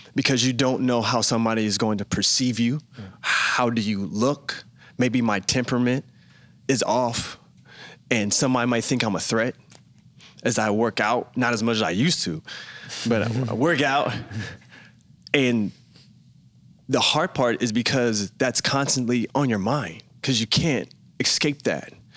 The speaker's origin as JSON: {"language": "English", "town": "Memphis", "region": "Tennessee", "country": "United States", "tie": "born or raised there", "moved": "yes", "said": "I grew up in Memphis, Tennessee."}